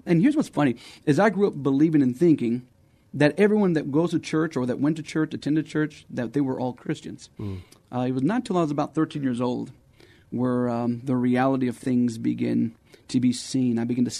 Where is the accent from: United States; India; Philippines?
United States; Texas; also born or lived in Arizona; So I grew up around Texas, around Arizona, and, grew up in the church.